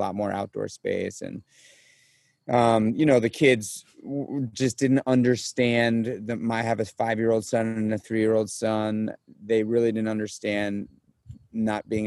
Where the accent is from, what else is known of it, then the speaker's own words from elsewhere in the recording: New York City, New York, United States; moved away as an adult; also born or lived in Los Angeles; now in Upstate New York, United States; I'm a born and raised New York City guy. So I was born and raised in Manhattan.